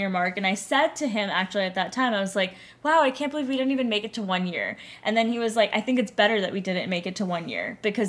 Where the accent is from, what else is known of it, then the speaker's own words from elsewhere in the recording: New York City, New York, United States; now in San Francisco, United States; growing up in New York City is a very unique experience.